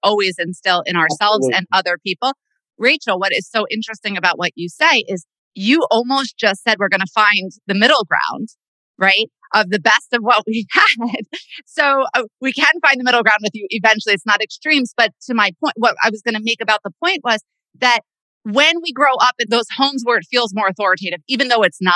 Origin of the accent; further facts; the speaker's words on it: Bergen County, Northern New Jersey, United States; I grew up in Northern Jersey